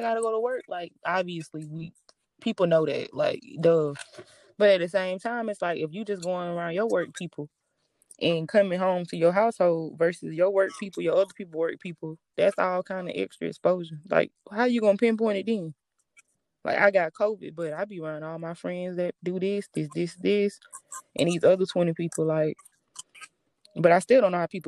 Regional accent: the South, United States; accent: Southern

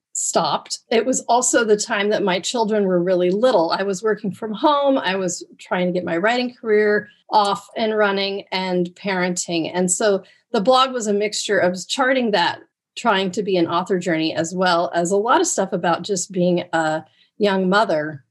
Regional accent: Oregon coast, United States; growing up on the Oregon coast

